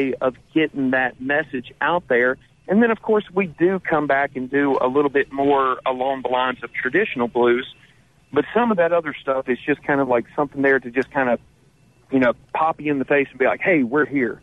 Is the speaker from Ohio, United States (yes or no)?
no; the Mississippi Delta, United States; I grew up in the Delta